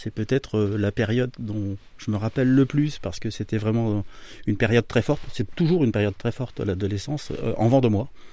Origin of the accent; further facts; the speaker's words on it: Amboise, Centre-Val de Loire, France; je suis Tourangeau, amboisien pour être très précis et fier de l'être. donc originaire de la région Centre-Val de Loire